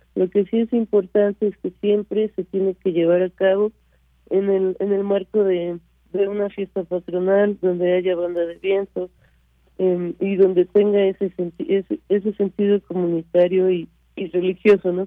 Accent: Mexico; also born or lived in France; yo soy franco mexicana, nací en Francia y crecí en México

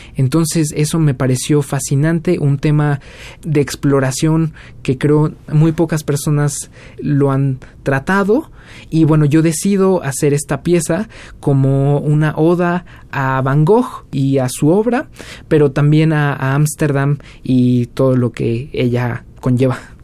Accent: Mexico; first language Spanish; moved away as an adult; also born or lived in Cardiff, Wales; yo soy mexicano

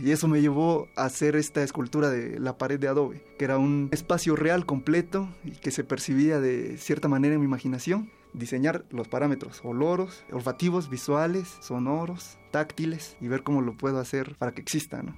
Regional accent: Ocotlán de Morelos, Oaxaca, Mexico; Soy originario de Ocotlán de Morelos, Oaxaca, Nací el 8 de septiembre de 1991

